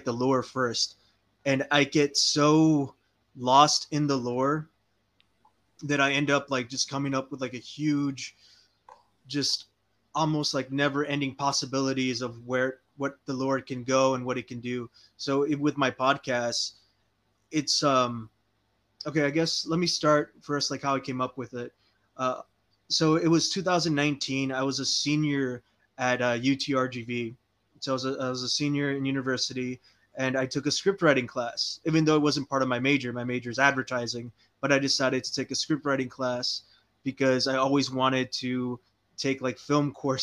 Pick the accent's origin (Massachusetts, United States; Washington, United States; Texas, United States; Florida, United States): Texas, United States; Weslaco; I was born in Wesico, Texas. So I lived in the Rio Grande Valley my entire life